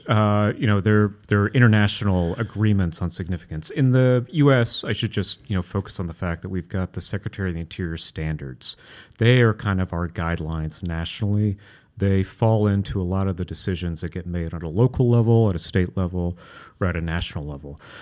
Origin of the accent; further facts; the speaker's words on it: Kentucky, United States; moved away; I grew up in Kentucky, so a, a kid with an Italian last name